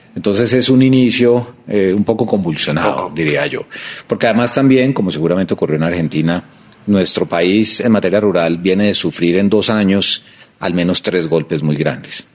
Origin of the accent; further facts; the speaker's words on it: Colombia; como colombiano